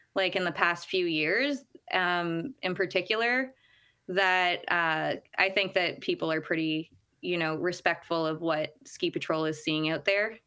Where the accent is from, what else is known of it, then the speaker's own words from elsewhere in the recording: Ottawa, Ontario, Canada; moved away as an adult; now in Squamish, Canada; I come from Ottawa, Ontario, and grew up ski racing out there